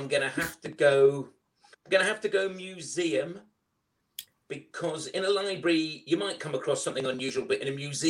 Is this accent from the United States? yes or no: no; London, United Kingdom; now in Liverpool, United Kingdom; I'm from South London originally